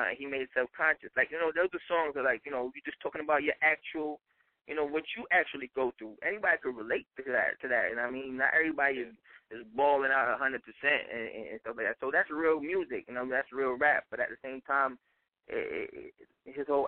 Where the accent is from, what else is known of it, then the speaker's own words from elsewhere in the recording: New York City, New York, United States; I'm from Brooklyn